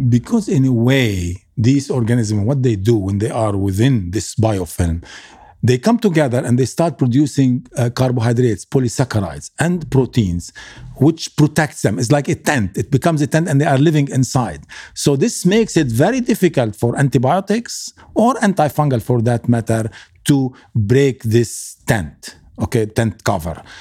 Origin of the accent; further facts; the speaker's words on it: Lebanon; moved away; also born or lived in Kuwait; I come from Lebanon